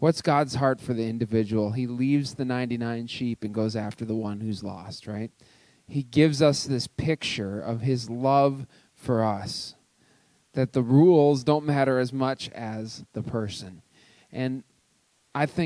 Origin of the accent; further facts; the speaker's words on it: Cloquet, Minnesota, United States; now in Twin Cities, United States; I grew up in Cloquet, Minnesota